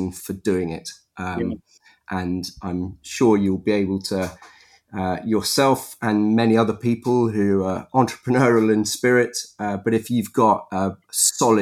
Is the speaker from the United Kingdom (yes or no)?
yes; Epsom, South East England, United Kingdom; I was born in Epsom in Surrey.